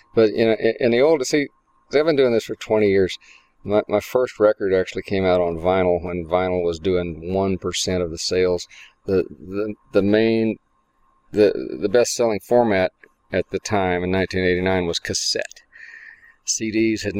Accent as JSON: {"language": "English", "region": "Northern Virginia", "country": "United States", "tie": "born or raised there", "also_born_or_lived": "Arizona / Texas", "moved": "as an adult", "lives_now": "Austin, United States", "said": "I grew up mostly in Northern Virginia"}